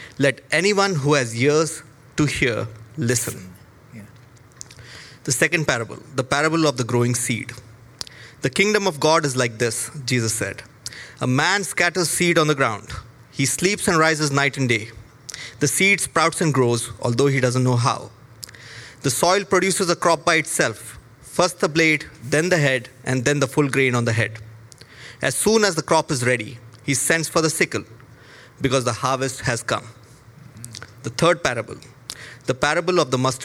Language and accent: English; India; moved away as an adult; now in Toronto, Canada; I come from India. And I came to Canada in July 2019